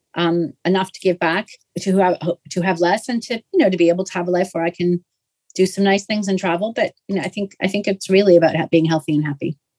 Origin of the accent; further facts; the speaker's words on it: Canada; I'm Canadian